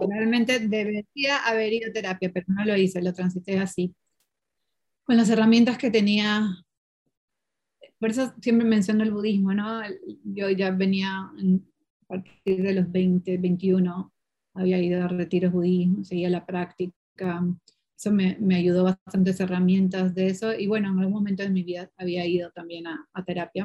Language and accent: Spanish; Peru; first language Portuguese; Spanish is a second language